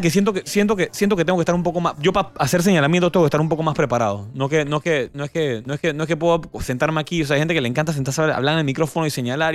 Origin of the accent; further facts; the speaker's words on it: Panama; hablo como panameño